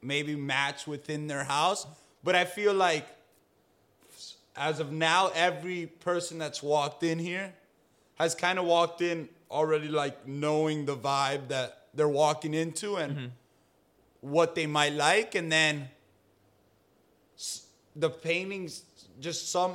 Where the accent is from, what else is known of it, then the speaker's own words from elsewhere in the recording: Key Biscayne, Florida, United States; a school that I grew up going to in Key Biscayne Community School